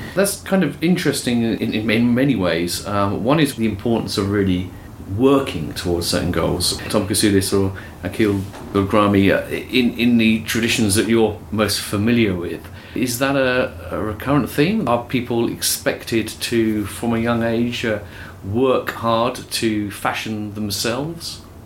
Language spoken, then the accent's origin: English; United Kingdom; I come from Britain